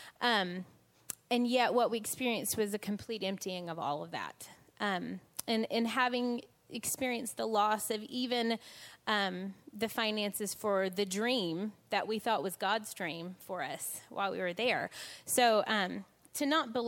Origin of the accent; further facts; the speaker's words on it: United States; moved away as an adult; now in England, United Kingdom; as a kid growing up in the States